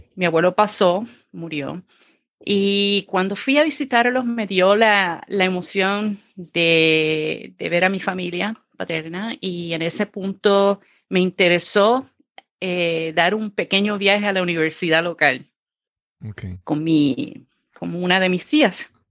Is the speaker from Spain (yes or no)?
no; Ceiba, Puerto Rico; also born or lived in Fajardo, Puerto Rico / Mayagüez, Puerto Rico; nací en el pueblo de Fajardo, Puerto Rico. Eh, me crié en el pueblo de Ceiba.